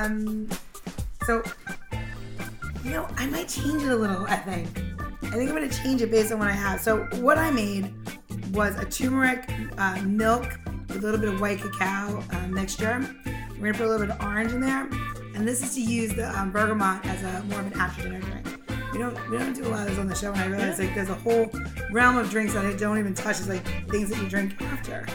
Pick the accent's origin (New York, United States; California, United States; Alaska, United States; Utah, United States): New York, United States; I'm just from New York. I'm from New York